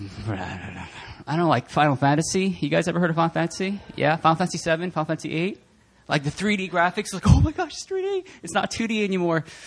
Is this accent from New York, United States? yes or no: no; New Jersey, United States; I'm from New Jersey